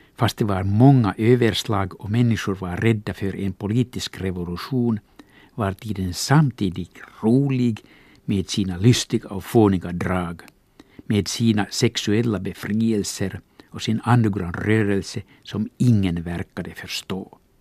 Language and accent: Swedish; Finland; Swedish is a second language; svenska inte är mitt modersmål måste jag, ja till och med här i Svensk Finland